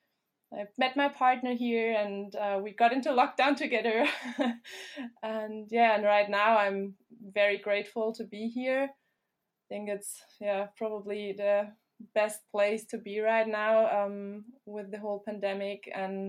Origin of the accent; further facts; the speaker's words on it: Germany; now in New Zealand; I am from Germany